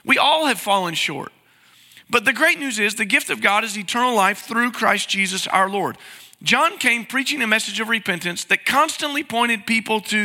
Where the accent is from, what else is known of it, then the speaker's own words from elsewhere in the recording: East Tennessee, United States; I grew up in East Tennessee